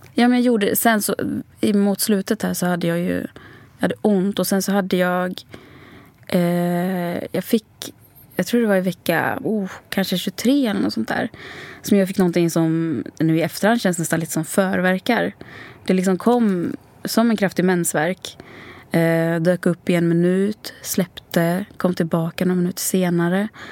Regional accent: Sweden; also born or lived in Sri Lanka; Eh, och jag var två månader när jag kom till Sverige.

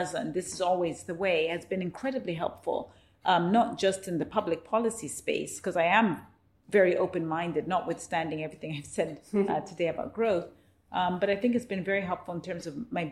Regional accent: Zambia; moved away; I was born in Zambia post-colonial period.

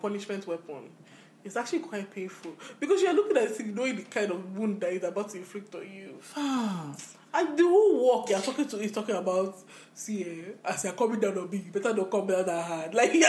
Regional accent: Nigeria; I'm sorry, we're Nigerian.

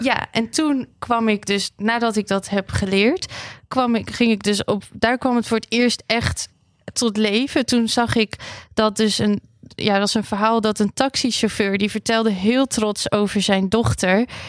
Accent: Armenia; now in Netherlands; Ik kom zelf ook uit Armenië.

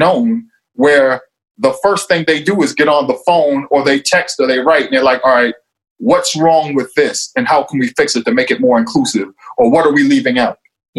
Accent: Boston, Massachusetts, United States; And Boston, when you grow up in a city like that, there's a deep connection to the culture of that city and its historic place in the city.

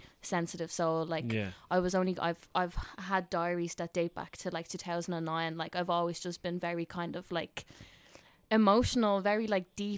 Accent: Tallaght, Leinster, Ireland; I'm from Talla, so working class community. And I loved growing up there.

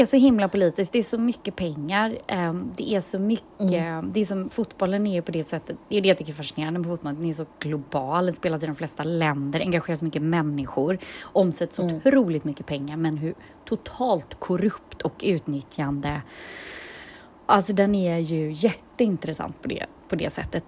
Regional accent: Gothenburg, Västra Götaland, Sweden; vi är från Göteborg båda två

